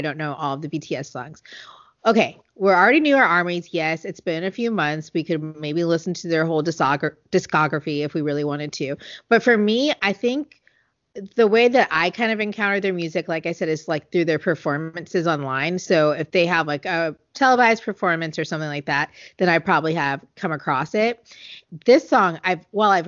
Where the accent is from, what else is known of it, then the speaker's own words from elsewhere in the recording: United States; I'm an American